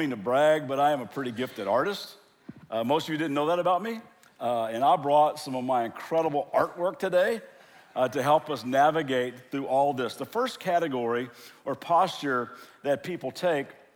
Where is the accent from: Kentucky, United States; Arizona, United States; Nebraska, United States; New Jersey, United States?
Kentucky, United States; now in Southern California, United States; I am from Kentucky, born and raised there, but I live in Southern California.